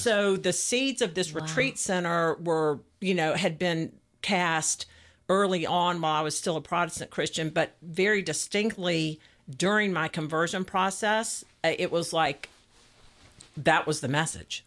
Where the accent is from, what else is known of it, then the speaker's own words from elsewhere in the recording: Atlanta, Georgia, United States; I was raised here in Atlanta.